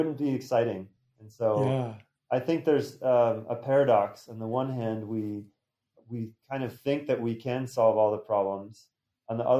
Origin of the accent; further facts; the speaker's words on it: Montana, United States; I grew up in Montana, the beautiful mountains